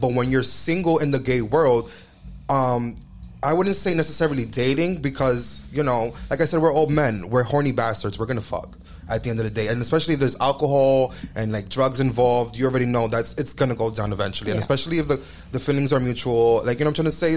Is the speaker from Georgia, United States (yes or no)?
no; New York, United States; We're from New York, and um, like we're raised like that.